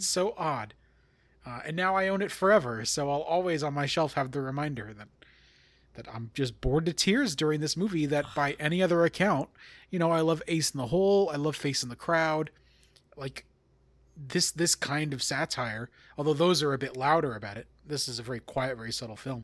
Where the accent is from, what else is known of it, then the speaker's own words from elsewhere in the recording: Long Island, New York, United States; I am from Long Island